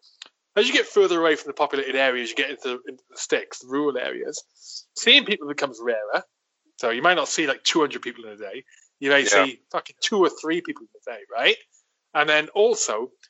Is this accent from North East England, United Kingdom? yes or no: no; South Wales valleys, United Kingdom; moved away as an adult; also born or lived in Colchester / London; I grew up initially on a farm for like 10 fucking however long, I can't remember, and then like into a village in the valleys of South Wales